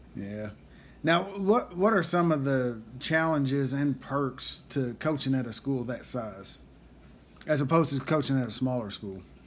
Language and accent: English; Tatums, Oklahoma, United States; my hometown of Tatum's, Oklahoma